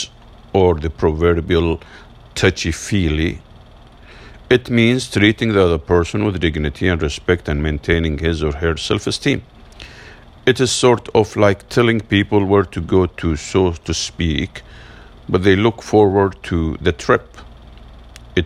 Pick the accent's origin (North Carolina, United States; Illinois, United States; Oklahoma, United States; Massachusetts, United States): Massachusetts, United States; my home state of Massachusetts